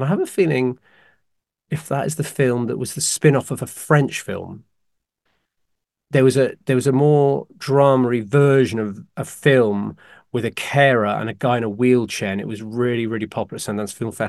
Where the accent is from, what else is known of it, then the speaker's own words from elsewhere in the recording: United Kingdom; I'm the British one.